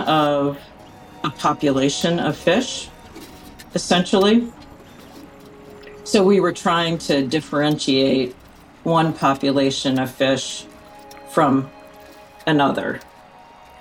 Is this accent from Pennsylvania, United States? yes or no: yes; outside of Philadelphia, Pennsylvania, United States; moved away as an adult; now in Alaska, United States; growing up outside of Philadelphia